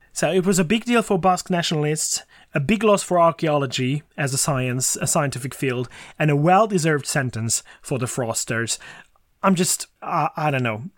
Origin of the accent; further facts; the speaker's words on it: Székesfehérvár, Fejér, Hungary; my hometown, Székesfehérvár